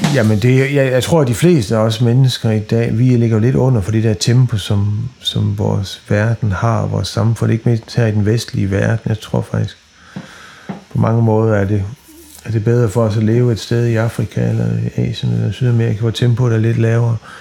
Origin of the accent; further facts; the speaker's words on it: West Jutland, Central Denmark Region, Denmark; nu er jeg vokset op i Vestjylland